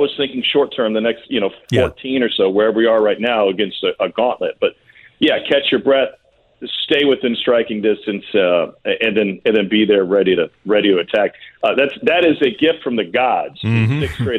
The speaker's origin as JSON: {"language": "English", "region": "Midwest", "country": "United States", "tie": "born or raised there", "said": "growing up in the Midwest"}